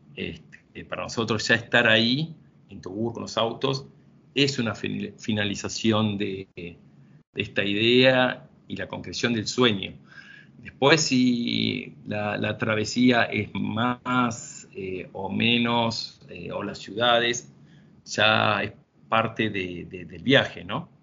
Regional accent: Argentina; somos ocho, ocho argentinos

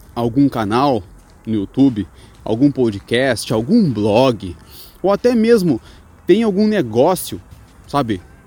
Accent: Rio Grande do Sul, Brazil; now in Chaves, Portugal; Eu sou do Rio Grande do Sul

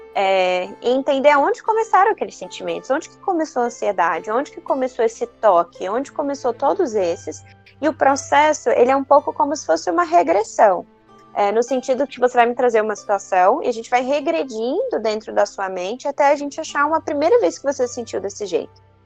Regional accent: Espírito Santo, Brazil; also born or lived in Vitória, Espírito Santo; eu sou do Espírito Santo

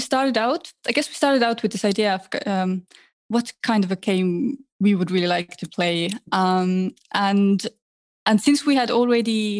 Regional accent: Tallinn, Harju County, Estonia; I grew up in Tallinn, Estonia.

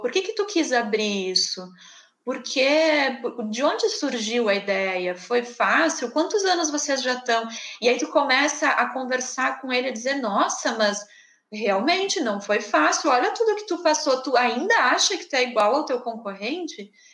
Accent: Rio Grande do Sul, Brazil; accent: gaúcho; eu sou do Rio Grande do Sul

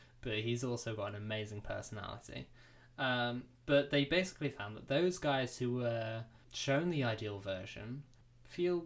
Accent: United Kingdom; We're British

